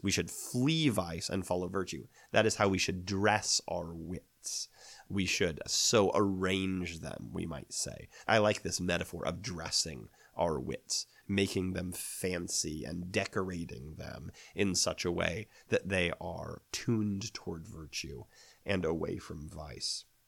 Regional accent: United States; I think we might, as American readers

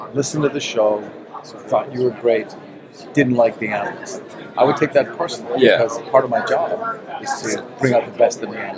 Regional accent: Boston, Massachusetts, United States; I grew up in Boston

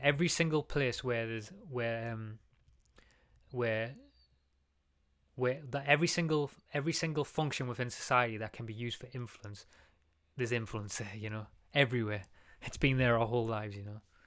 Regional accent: England, United Kingdom; we're English

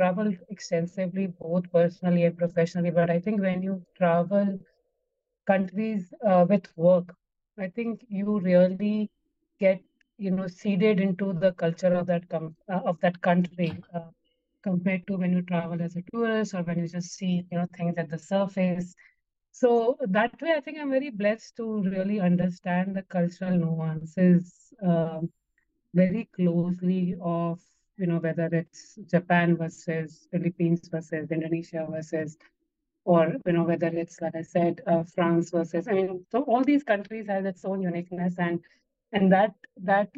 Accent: Ahmedabad, Gujarat, India; moved away as an adult; also born or lived in United States / Singapore; So I am born and brought up in India. I grew up in Ahmedabad, did my schooling mostly in Ahmedabad

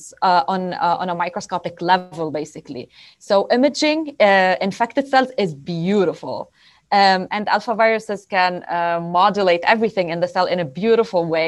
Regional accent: Lebanon; moved away as an adult; also born or lived in Beirut; now in Pennsylvania, United States; I come from Lebanon. That is my home country.

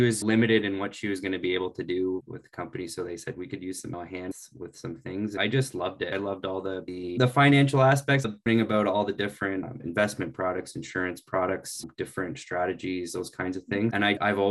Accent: Orangeville, Ontario, Canada; I'm from Orangeville, Ontario.

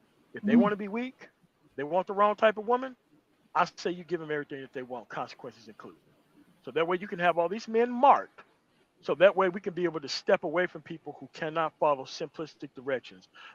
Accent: United States; I'm not African-American. I am American. I was fucking born here

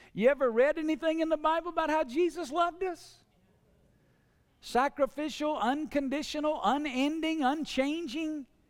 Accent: the South, United States; I grew up in the South

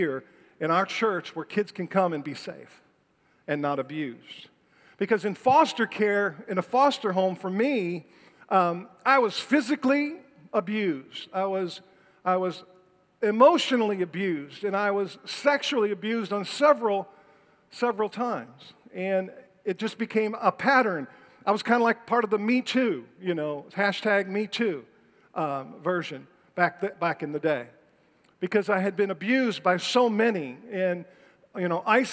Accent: Detroit, Michigan, United States; I was born and raised in Detroit, Michigan

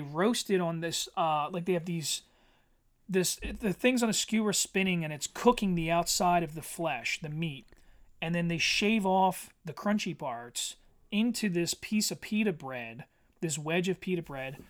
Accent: Eddystone, Pennsylvania, United States; also born or lived in Norwood, Pennsylvania; I grew up in Eddystone, and, and Eddystone in the nineties

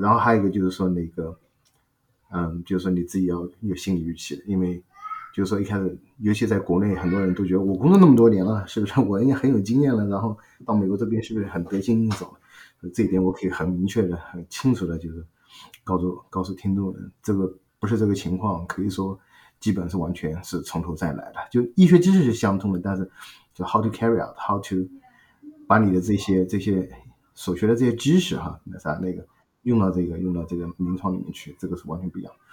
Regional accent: China; moved away as an adult; also born or lived in Shanghai / Beijing; now in United States; 我因为是从小在一个，在上海附近的一个小城长大，然后，呃，小学、初中、高中都在那边，然后大学呢，在上海读了

